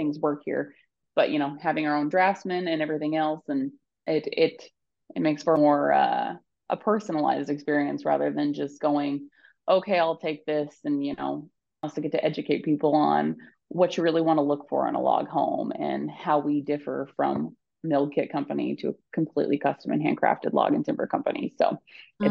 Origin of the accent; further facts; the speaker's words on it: Bonners Ferry, Idaho, United States; I grew up in Bonner's Ferry